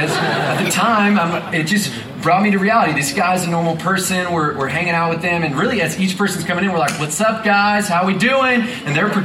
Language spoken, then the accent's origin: English; Houston, Texas, United States; also born or lived in Waco; the city of Houston, which happens to be my hometown